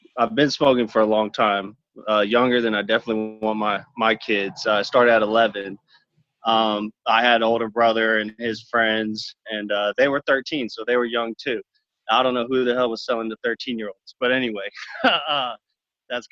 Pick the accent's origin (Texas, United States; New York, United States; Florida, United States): Texas, United States; I'm from Texas